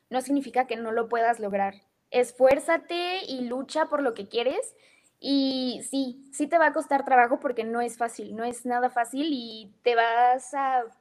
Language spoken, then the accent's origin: Spanish; United States; born there; nací en Estados Unidos. Afortunadamente mis papás pudieron darme esa oportunidad de nacer allá.